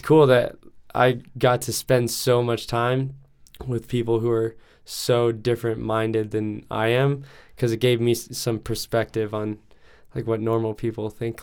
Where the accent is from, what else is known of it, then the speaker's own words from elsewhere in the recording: Lakewood, Colorado, United States; I was born and raised here in Denver, um, Lakewood.